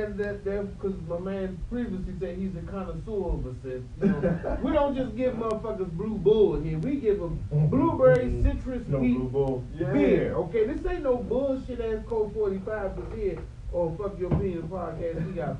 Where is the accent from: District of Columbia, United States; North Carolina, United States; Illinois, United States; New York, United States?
District of Columbia, United States; Washington